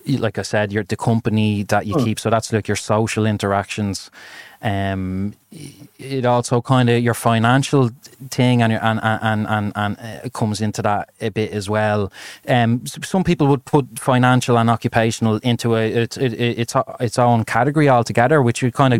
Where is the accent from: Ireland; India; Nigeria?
Ireland; growing up in Ireland